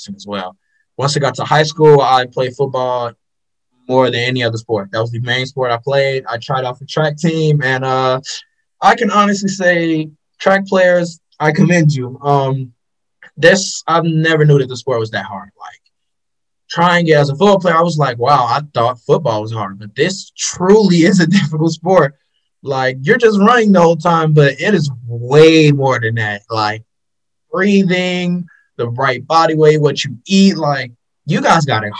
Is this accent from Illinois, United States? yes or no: yes; Chicago, Illinois, United States; also born or lived in Urbana-Champaign, Illinois; I am from Chicago, Illinois, born and raised on the South Side as well